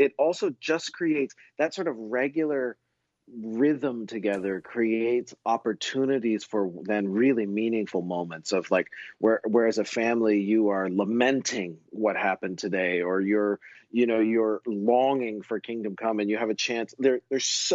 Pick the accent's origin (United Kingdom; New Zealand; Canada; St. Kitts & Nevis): Canada; I grew up in Canada